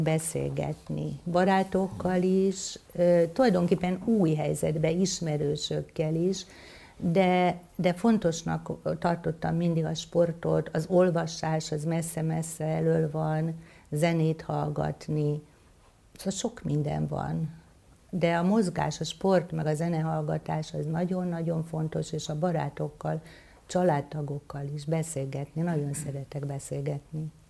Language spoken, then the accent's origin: Hungarian; Somlóvásárhely, Veszprém County, Hungary; moved away as an adult; also born or lived in Budapest; now in Solymár, Hungary; Somló vásárhely, ott születtem, és ott éltem gyakorlatilag 18 éves koromig.